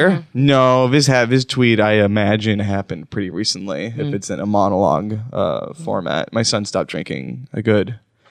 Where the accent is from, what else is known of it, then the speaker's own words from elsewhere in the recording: Wisconsin, United States; I'm from Wisconsin